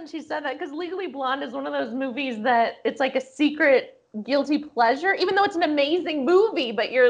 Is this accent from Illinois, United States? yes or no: yes; Springfield, Illinois, United States; Springfield, Illinois, my hometown.